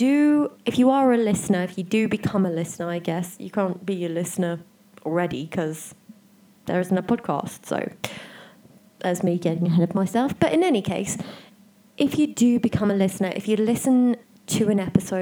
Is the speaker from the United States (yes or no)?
no; South Africa; also born or lived in United Kingdom; I am a South African citizen. I was born here, I grew up here